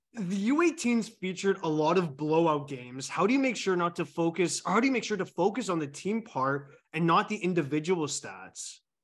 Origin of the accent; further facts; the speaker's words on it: Canada; I'm Canadian here